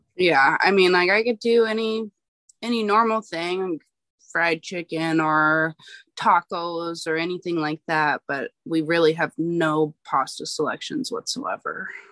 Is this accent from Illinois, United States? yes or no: no; Alaska, United States; I'm born and raised in Alaska